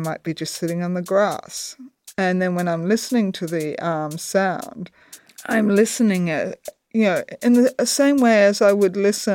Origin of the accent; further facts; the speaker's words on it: Australia; I'm an Australian